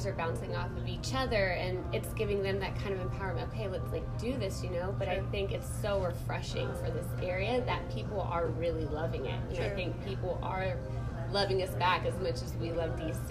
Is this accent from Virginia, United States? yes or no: yes; Virginia, United States; moved away as an adult; now in Washington, D.C., United States; I was born and raised in Virginia